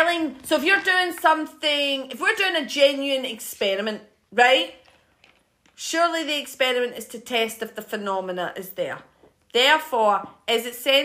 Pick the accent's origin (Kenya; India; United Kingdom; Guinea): United Kingdom; Scotland; I'm Scottish